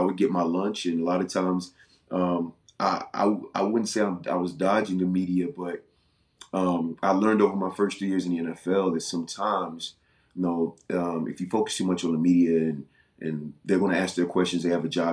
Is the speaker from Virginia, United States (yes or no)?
yes; Virginia, United States; moved away as an adult; I'm from Virginia